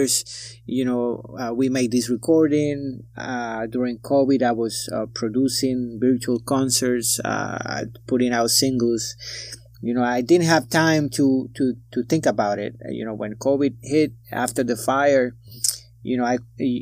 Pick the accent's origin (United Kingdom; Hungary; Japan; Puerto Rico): Puerto Rico; I was born in Puerto Rico. Puerto Rico is a mestizo. It's a multicultural place